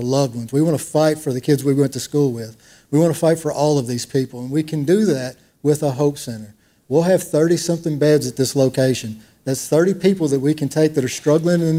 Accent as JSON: {"language": "English", "town": "Waverly", "region": "Tennessee", "country": "United States", "tie": "born or raised there", "said": "we grew up in Waverly, Tennessee"}